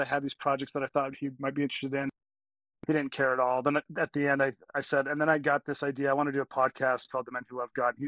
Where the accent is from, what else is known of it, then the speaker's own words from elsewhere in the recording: Cedar Hills, Utah, United States; also born or lived in Texas / Alpine, Utah / Pittsburgh, Pennsylvania; I was born in Texas and then moved to Utah like when I was 5 or 6, and I grew up in Cedar Hills